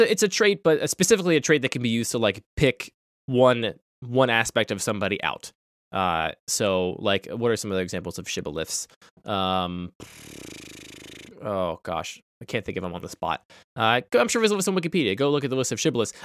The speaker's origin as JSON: {"language": "English", "region": "Pennsylvania", "country": "United States", "tie": "born or raised there", "said": "I grew up in Pennsylvania"}